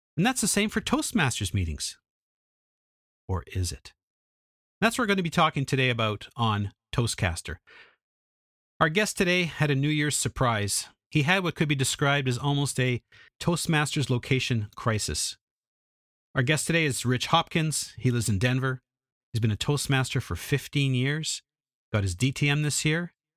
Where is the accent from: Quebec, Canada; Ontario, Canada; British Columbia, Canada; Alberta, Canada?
Alberta, Canada; Edmonton; I'm from Edmonton, went to Vancouver, which is an hour and a half plane ride away